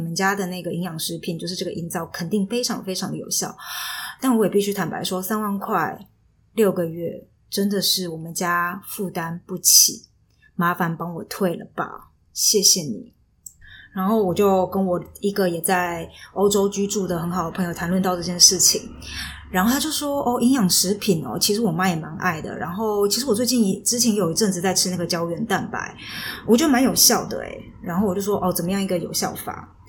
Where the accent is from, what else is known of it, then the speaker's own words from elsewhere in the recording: Chiayi, Taiwan; now in Germany; 因为我是嘉义人嘛，所以我经常都会因为晚上非常想要吃鸡肉饭，然后就想要哭。